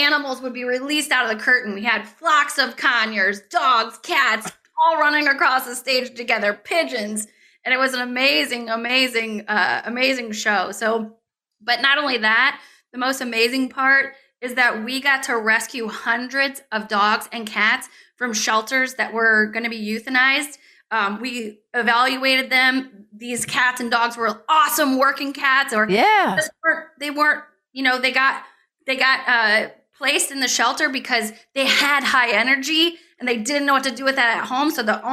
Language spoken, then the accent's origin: English; St. Louis, Missouri, United States; I grew up in St. Louis